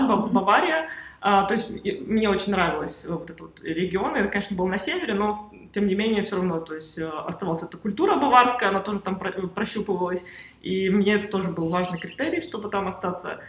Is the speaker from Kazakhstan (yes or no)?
no; Uzbekistan; moved away; also born or lived in Russia / Germany; я сама из Узбекистана, я родилась в Узбекистане